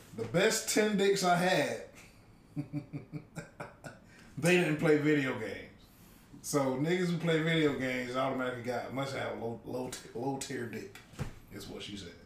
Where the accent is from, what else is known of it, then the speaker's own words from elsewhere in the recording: Sandersville, United States; we're from Sandersville